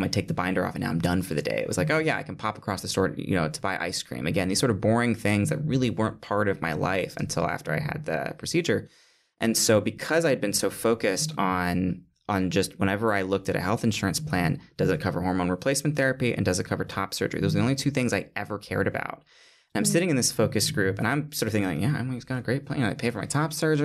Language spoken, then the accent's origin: English; Michigan, United States; moved away as an adult; now in New York City, United States